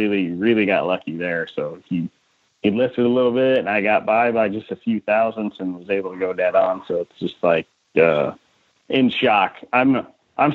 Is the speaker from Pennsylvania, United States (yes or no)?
no; Iowa, United States; moved away as an adult; I was born and raised in Iowa, went to college there, so I was there forever